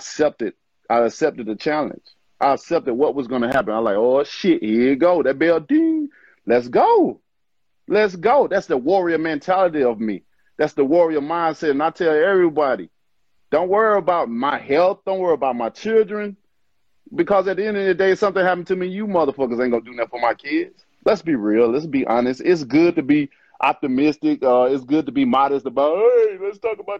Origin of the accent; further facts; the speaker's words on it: Alabama, United States; I'm from Alabama